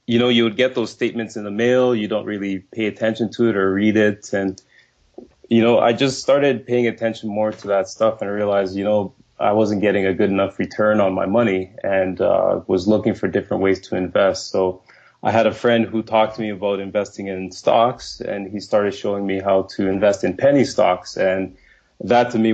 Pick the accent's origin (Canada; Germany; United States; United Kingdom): Canada; Winnipeg, Manitoba; also born or lived in Nigeria; I was born in Nigeria, and my family moved to Winnipeg when I was 8 years old. And the way we grew up, like, we weren't a rich family. We grew up in housing.